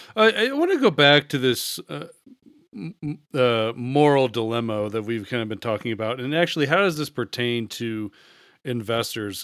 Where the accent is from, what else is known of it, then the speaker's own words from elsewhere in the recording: United States; as the American here